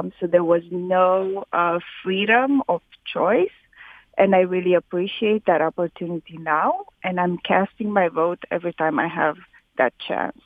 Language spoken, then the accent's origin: English; Romania; now in Detroit, United States; I grew up in Romania